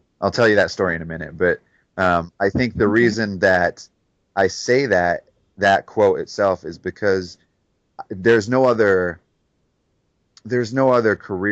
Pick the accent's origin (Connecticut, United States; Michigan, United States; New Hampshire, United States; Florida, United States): Michigan, United States; Detroit; moved away; growing up in Detroit